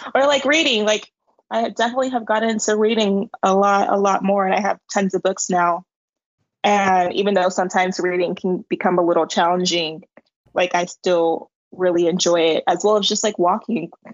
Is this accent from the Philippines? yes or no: no; San Diego, California, United States; moved away as an adult; also born or lived in Los Angeles; now in Madrid, Spain; I'm from San Diego, California, and I moved to Los Angeles to study communication and marketing.